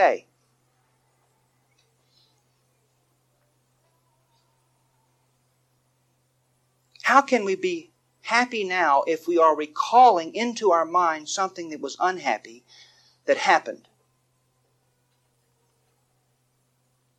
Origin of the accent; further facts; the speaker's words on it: Texas, United States; David and I, we grew up in Texas